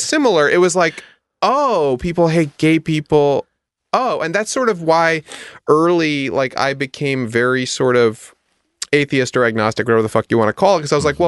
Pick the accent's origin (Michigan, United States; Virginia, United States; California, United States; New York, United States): New York, United States; Westchester; also born or lived in Manhattan, New York / Park Slope, Brooklyn; I was born in Manhattan and then lived in Park Slope and then we moved to Westchester